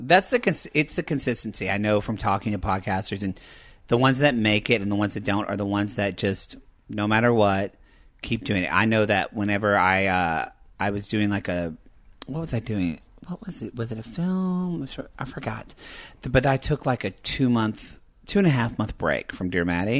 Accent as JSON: {"language": "English", "area": "the South", "region": "Southern United States", "country": "United States", "accent": "Southern", "said": "being, like, Southern with my accent"}